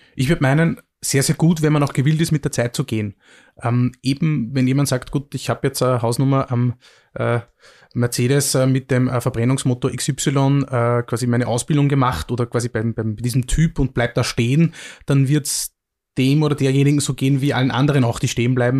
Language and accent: German; Mühlviertel, Upper Austria, Austria; moved away as an adult; also born or lived in Vienna; ich komme aus dem Müllviertel, einer sehr ländlich geprägten Region und habe dann in, in, Wien studiert